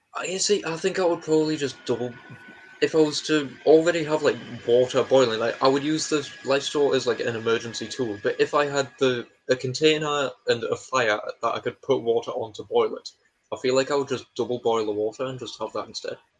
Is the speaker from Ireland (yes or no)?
no; England, United Kingdom; we're not Scottish, we're English